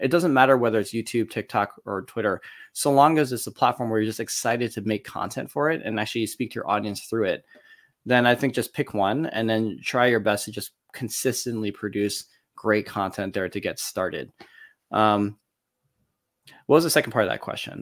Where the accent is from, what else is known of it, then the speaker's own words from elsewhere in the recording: Detroit, Michigan, United States; born and raised in Detroit, Michigan